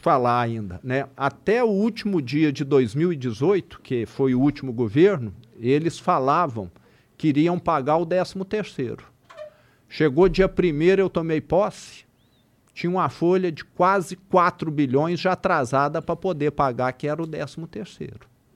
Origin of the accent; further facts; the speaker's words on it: Triângulo Mineiro, Minas Gerais, Brazil; accent: interior de Minas; O triângulo, mais ainda, que é de onde eu sou